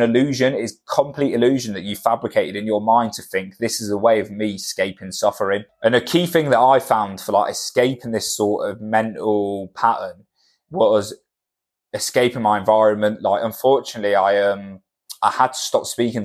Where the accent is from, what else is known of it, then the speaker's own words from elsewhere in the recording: Cornwall, South West England, United Kingdom; moved away; where we're from, like I'm from Cornwall, and it's a very small town mentality